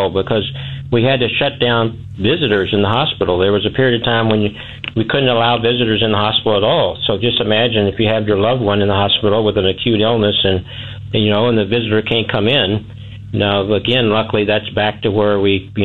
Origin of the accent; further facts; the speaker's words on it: Millersburg, Missouri, United States; I was born out in Millersburg